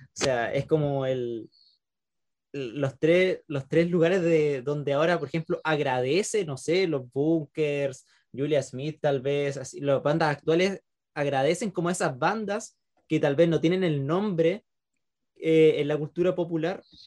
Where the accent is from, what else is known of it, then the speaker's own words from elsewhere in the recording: Concepción, Biobío, Chile; los que somos de Concepción